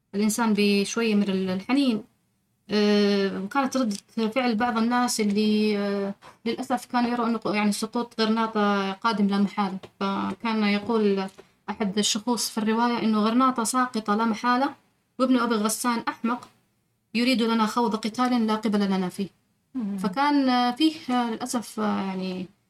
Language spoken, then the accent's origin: Arabic; Taif, Makkah Province, Saudi Arabia; أنا من مواليد الطائف آه ونشأت في حي المثناء